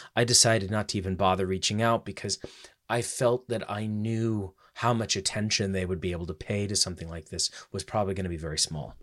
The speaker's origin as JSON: {"language": "English", "country": "United States", "said": "then I decided to go back home to America"}